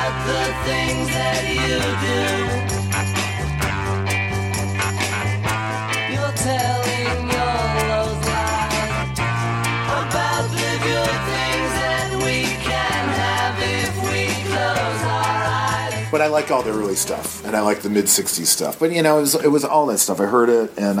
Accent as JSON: {"language": "English", "town": "Detroit", "region": "Michigan", "country": "United States", "tie": "born or raised there", "said": "growing up in Detroit"}